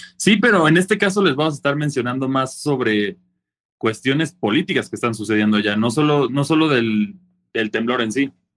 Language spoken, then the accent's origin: Spanish; Mexico; nosotros como mexicanos generalmente ya estamos listos para este tipo de cosas porque los, terremotos son prácticamente una, son de día a día aquí en México